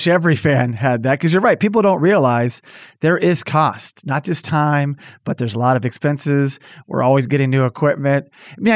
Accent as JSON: {"language": "English", "town": "Tulsa", "region": "Oklahoma", "country": "United States", "tie": "born or raised there", "also_born_or_lived": "Los Angeles", "moved": "yes", "lives_now": "Boston, United States", "said": "I grew up actually in Tulsa, Oklahoma"}